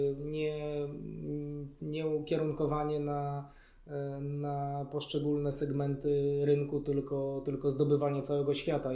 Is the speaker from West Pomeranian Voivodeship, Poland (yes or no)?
no; Warsaw, Masovian Voivodeship, Poland; wychowałem się w Warszawie, urodziłem się w Warszawie